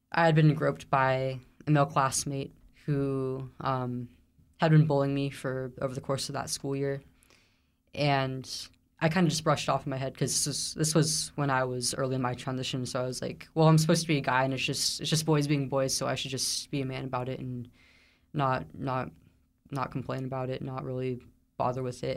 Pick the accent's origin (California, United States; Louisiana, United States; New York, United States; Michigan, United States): California, United States; Central Valley; I grew up in the Central Valley, California